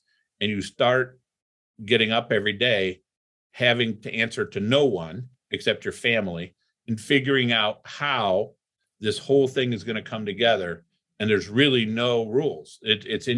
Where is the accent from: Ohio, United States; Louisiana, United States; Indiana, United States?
Ohio, United States; Toledo; also born or lived in Cleveland, Ohio; I grew up in Toledo, Ohio